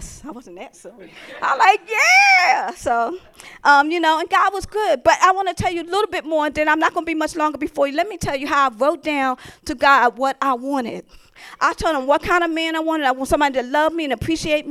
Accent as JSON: {"language": "English", "town": "Philadelphia", "region": "Pennsylvania", "country": "United States", "said": "I'm from the city. I'm from Philadelphia"}